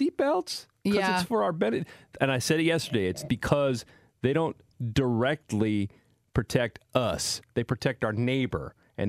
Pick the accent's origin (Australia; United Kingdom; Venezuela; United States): United States; Salinas, California; it's my hometown of Salinas, California.